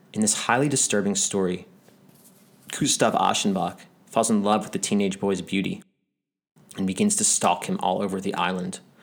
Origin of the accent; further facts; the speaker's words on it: United States; moved away; also born or lived in Israel; I grew up in America